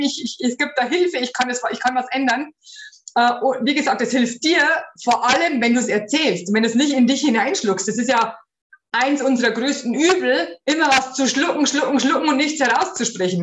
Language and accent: German; Bavaria, Germany; bei uns in Bayern